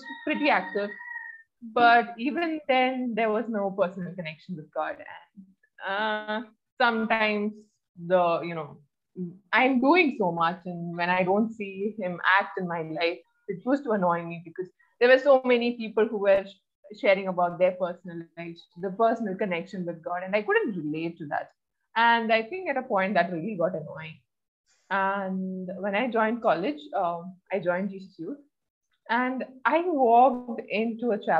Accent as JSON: {"language": "English", "country": "Oman", "tie": "born or raised there", "also_born_or_lived": "Kerala, India", "said": "I was born in Kerala, but I was brought up in Oman"}